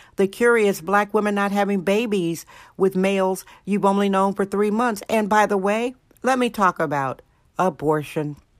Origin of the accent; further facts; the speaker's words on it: Alaska, United States; now in San Francisco, United States; Alaska, my home state